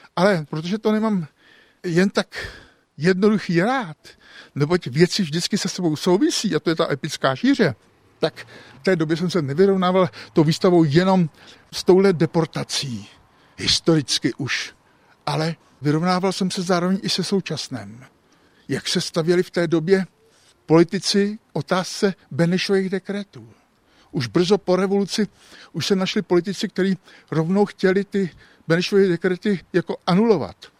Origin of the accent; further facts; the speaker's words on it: Český Krumlov, South Bohemian Region, Czechia; also born or lived in Prague; jsem prostě tě krumlovák, ale pro krumlovák je náplava, protože jsem tady až teprve od pěti let svých. Narodil jsem se v Praze